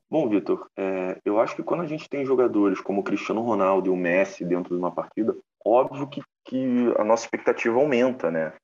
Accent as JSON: {"language": "Portuguese", "country": "Brazil", "said": "a gente aqui como brasileiro"}